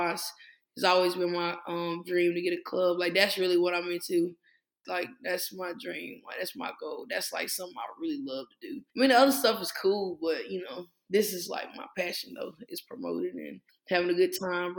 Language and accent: English; Henderson, North Carolina, United States; I'm from Henderson